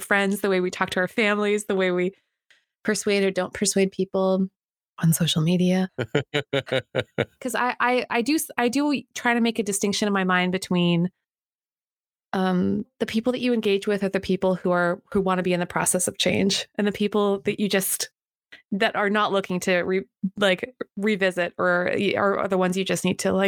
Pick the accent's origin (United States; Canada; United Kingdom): Canada; wouldn't be Canadian